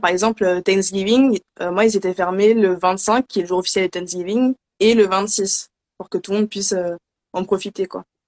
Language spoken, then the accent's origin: French; Paris region, Île-de-France, France; also born or lived in Philadelphia, United States; je suis de région parisienne